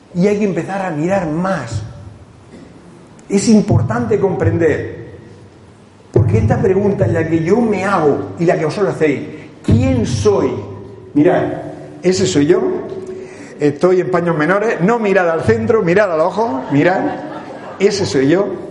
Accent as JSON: {"language": "Spanish", "town": "Cartagena", "region": "Region of Murcia", "country": "Spain", "moved": "yes", "said": "El venir aquí a mi tierra. Porque yo soy de Cartagena y soy de Murcia y soy español"}